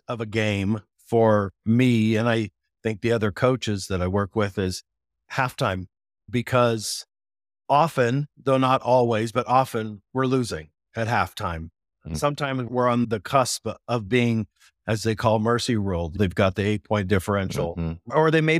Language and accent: English; Japan; When I was a little kid, I grew up in Japan, and in addition to playing soccer, I took kendo classes